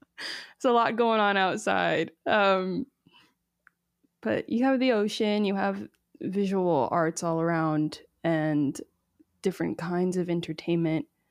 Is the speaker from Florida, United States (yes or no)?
yes; Miami, Florida, United States; also born or lived in Nashville / Trinidad and Tobago; now in West Hollywood, United States; I grew up in Miami on the boat on the weekends